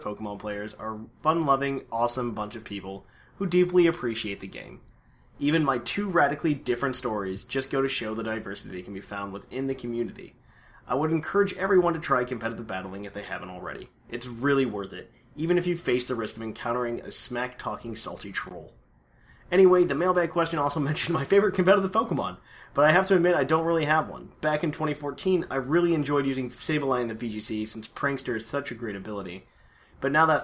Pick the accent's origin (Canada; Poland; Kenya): Poland; I'm Polish as well